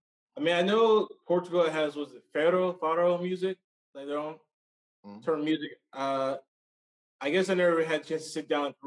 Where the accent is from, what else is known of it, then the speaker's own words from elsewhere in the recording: Blythewood, South Carolina, United States; Blythewood. This is pretty much near the capital of Columbia.